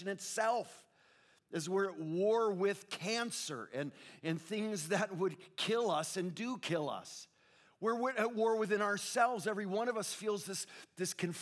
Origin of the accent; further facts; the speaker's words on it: Connecticut, United States; now in Southern California, United States; I grew up in the Northeast, in Connecticut, New England, where it's pretty spiritually dead